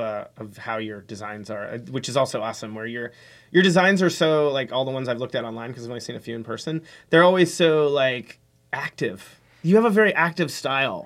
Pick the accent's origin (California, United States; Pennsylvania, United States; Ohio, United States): Pennsylvania, United States; Pittsburgh; now in San Francisco, United States; I grew up in Pittsburgh